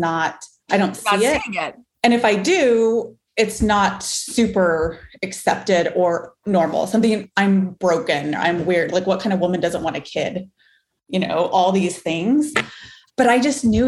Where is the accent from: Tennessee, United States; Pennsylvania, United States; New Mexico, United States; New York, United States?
New Mexico, United States; Farmington; moved away as an adult; I am from Farmington, New Mexico, small town in New Mexico, northwest corner, born and raised there till I was 18, left for college